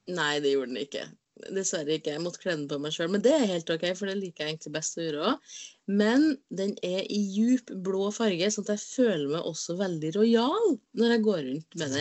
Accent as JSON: {"language": "Norwegian", "town": "Inderøy", "region": "Trøndelag", "country": "Norway", "moved": "yes", "said": "jeg har ikke vært hjemme på Inderøya på lenge"}